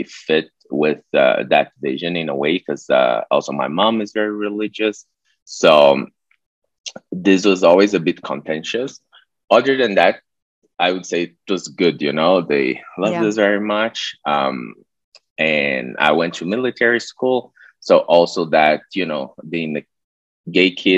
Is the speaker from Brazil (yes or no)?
yes; Brazil; moved away as an adult; also born or lived in Budapest, Hungary / Mexico; I'm Brazilian. I'm from a city kind of close to Rio, like 200 kilometers.